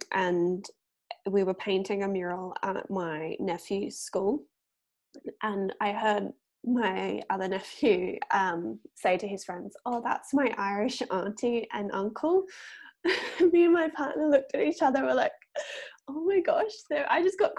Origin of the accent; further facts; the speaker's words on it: Gold Coast, Queensland, Australia; I'm from the Gold Coast. So that is about an hour south of Brisbane. The main part of the Gold Coast is called Surfers Paradise.